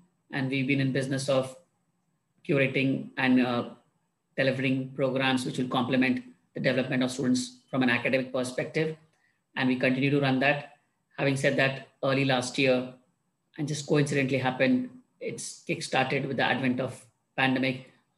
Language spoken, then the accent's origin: English; India; I was born and raised in India. I grew up in a family. My dad was in Indian Armed Forces, so I moved around quite a bit in my first 15 or 18 years.